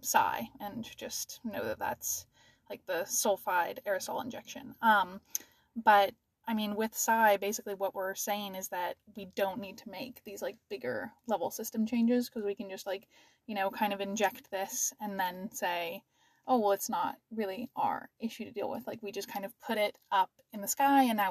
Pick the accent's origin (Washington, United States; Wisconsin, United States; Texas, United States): Washington, United States; moved away; I'm originally from Washington